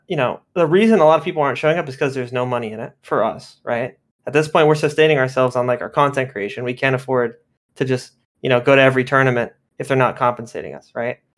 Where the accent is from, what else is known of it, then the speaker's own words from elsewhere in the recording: Miami, Florida, United States; moved away as an adult; now in Orlando, United States; I'm from Miami, but yeah, I've been living here past couple of years